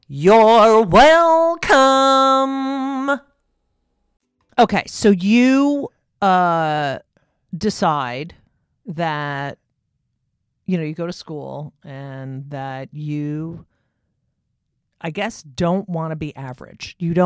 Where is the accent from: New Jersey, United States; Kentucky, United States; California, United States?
New Jersey, United States; Well, I'm from New Jersey.